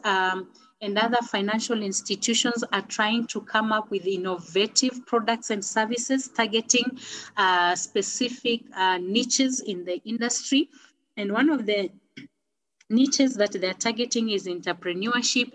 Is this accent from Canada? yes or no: no; Kenya; I am a Kenyan. Uh, I live in Nairobi